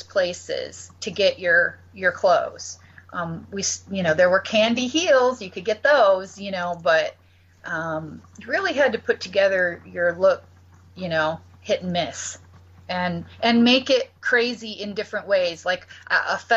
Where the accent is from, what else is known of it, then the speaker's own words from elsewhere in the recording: Battle Creek, Michigan, United States; I grew up in Battle Creek, Michigan